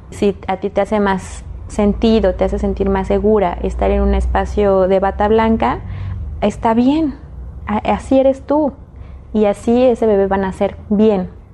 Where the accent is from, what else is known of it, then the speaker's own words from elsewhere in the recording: Mexico City, Mexico; yo crecí en la Ciudad de México